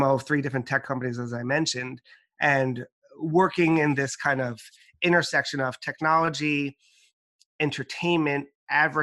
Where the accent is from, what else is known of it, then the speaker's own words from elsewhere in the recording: New York, United States; My family's from the Dominican Republic, but I was born and raised in New York.